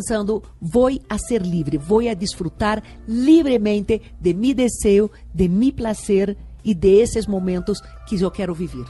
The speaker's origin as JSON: {"language": "Spanish", "region": "Rio de Janeiro", "country": "Brazil", "tie": "born or raised there", "also_born_or_lived": "London, United Kingdom / Brasília, Brazil / Rome, Italy / New York, United States", "second_language": "Spanish", "moved": "as an adult", "lives_now": "Bogotá, Colombia", "said": "El Río de Janeiro fue donde yo nací, donde yo crecí, donde soy originalmente."}